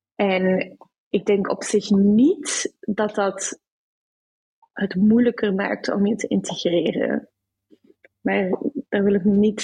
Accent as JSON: {"language": "Dutch", "town": "Brussels", "region": "Brussels-Capital Region", "country": "Belgium", "tie": "born or raised there", "also_born_or_lived": "Amsterdam, Netherlands", "moved": "as an adult", "lives_now": "Sydney, Australia", "said": "Ik ben opgegroeid in Brussel"}